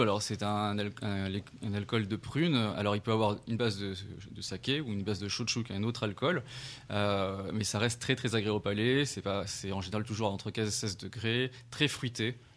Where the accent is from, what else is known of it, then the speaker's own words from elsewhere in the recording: Paris, Île-de-France, France; also born or lived in Tokyo, Japan; Ma mère est tunisienne et mon père est chino-cambodgien et je suis né à Paris